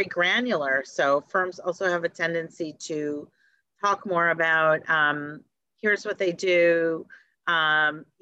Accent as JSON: {"language": "English", "town": "Detroit", "region": "Michigan", "country": "United States", "tie": "born or raised there", "said": "I grew up in Detroit"}